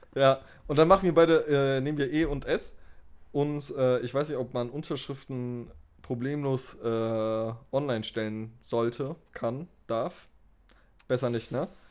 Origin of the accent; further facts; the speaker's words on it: Germany; du kommst aus Deutschland, oder? Und ich dachte so, okay, mein Akzent fällt wieder auf